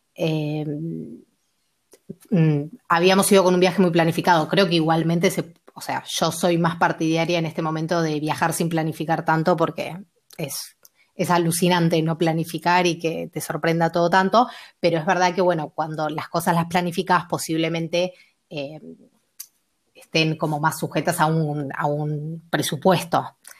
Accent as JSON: {"language": "Spanish", "country": "Argentina", "also_born_or_lived": "Mar del Plata / Bolivia", "said": "Yo soy de Argentina, eh, vivo en Mar del Plata"}